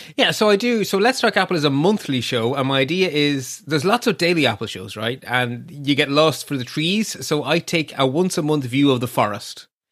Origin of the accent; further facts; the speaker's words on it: Ireland; we don't take compliments here in Ireland